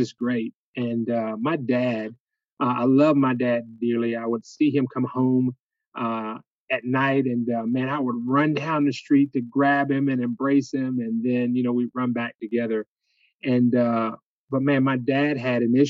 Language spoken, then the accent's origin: English; Jacksonville, Florida, United States; now in Albany, United States; I grew up in Jacksonville, Florida